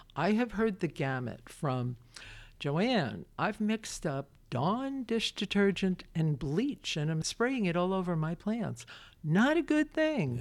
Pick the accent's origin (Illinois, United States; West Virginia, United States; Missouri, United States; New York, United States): New York, United States; Brooklyn; now in Winchester, United States; I'm a kid from Brooklyn